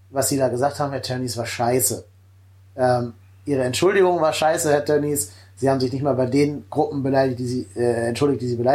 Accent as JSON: {"language": "German", "town": "Cologne", "region": "North Rhine-Westphalia", "country": "Germany", "said": "Und das tut mir jetzt als Kölner sehr weh zu sagen"}